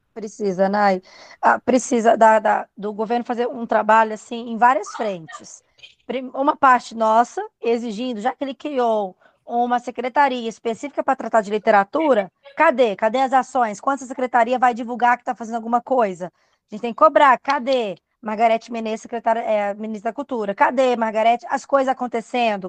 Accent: Goiânia, Goiás, Brazil; eu sou de Goiânia

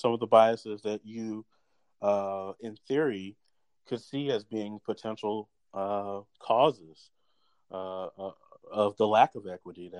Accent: Irmo, South Carolina, United States; I grew up in Irmo, South Carolina, from the age of 13 on, and I went to a predominantly white middle school, predominantly white high school

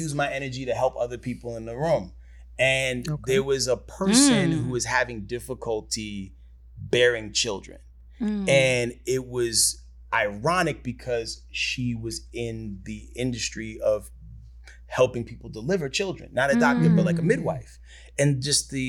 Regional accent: New York, United States; moved away; I'm from New York

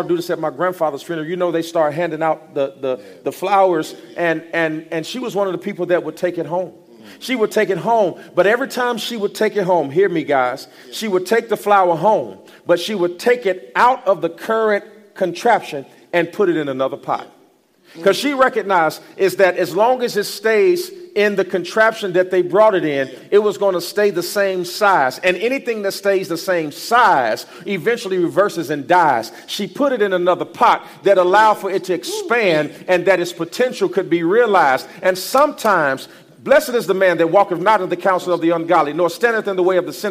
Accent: East Chicago, Indiana, United States; moved away as an adult; also born or lived in Gary, Indiana / Fort Wayne, Indiana; now in Houston, United States; I am from Gary, Indiana. Born in Gary, Indiana. I grew up in East Chicago, Indiana

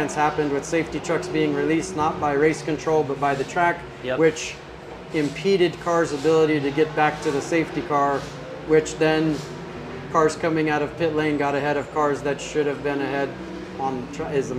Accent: Northern California, United States; I grew up in North California

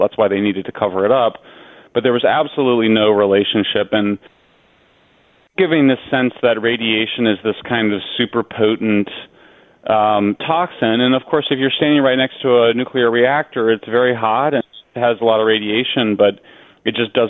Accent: Colorado, United States; I'm from Colorado, which has much higher levels of radiation because there's a lot of uranium in the granite rock.

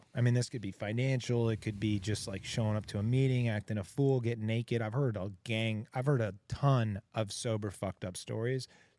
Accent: Texas, United States; now in California, United States; I grew up in Texas, but when I moved to California

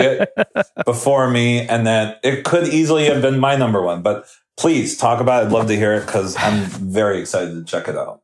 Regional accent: New Jersey, United States; I grew up in South Jersey

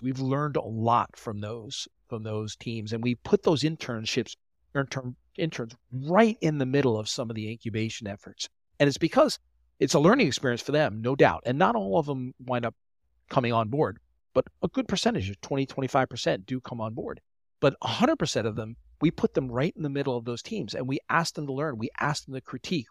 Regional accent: Long Island, New York, United States; also born or lived in Delaware / Philadelphia; I'm from New York on Long Island

